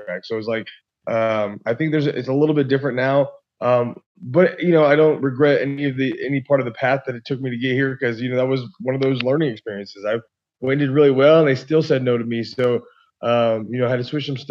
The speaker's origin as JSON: {"language": "English", "town": "Yakima", "region": "Washington", "country": "United States", "tie": "born or raised there", "said": "I grew up, skateboarding and snowboarding, and I'm from a small town in Washington State, Yakima"}